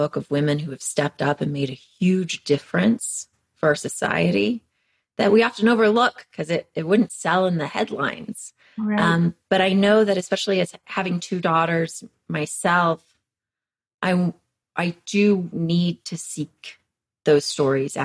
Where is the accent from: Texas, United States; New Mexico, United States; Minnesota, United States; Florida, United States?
Texas, United States; moved away as an adult; also born or lived in Western Massachusetts; I'm from Texas.